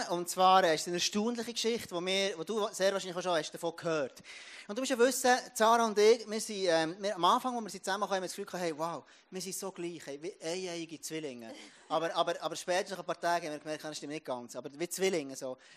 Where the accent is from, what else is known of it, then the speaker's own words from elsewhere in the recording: Jura, Switzerland; ich komme aus dem Jura und ähm, über 1000 Meter aufgewachsen und, und der auf einem Bauernhof und Kühe war mein, mein Alltag, gewesen.